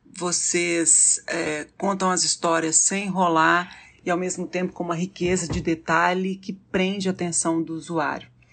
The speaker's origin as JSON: {"language": "Portuguese", "town": "Belo Horizonte", "region": "Minas Gerais", "country": "Brazil", "said": "eu sou de Belo Horizonte"}